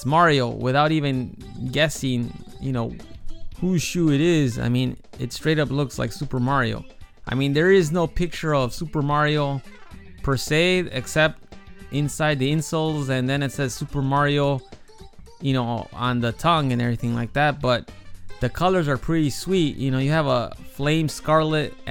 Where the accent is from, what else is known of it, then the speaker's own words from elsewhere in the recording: Chicago, Illinois, United States; now in Japan; Growing up in Chicago, I was fortunate enough to experience the Bulls dynasty of the 90s